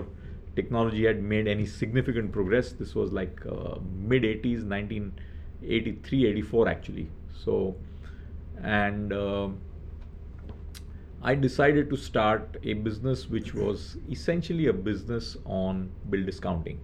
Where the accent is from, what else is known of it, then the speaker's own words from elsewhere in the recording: Mumbai, Maharashtra, India; born and brought up in Mumbai